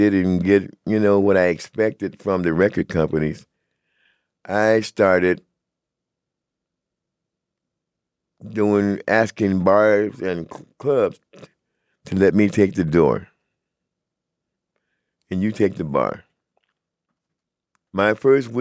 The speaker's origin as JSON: {"language": "English", "town": "Los Angeles", "region": "California", "country": "United States", "tie": "born or raised there", "said": "I grew up in San Pedro, and I grew up in Los Angeles. Inner Los Angeles."}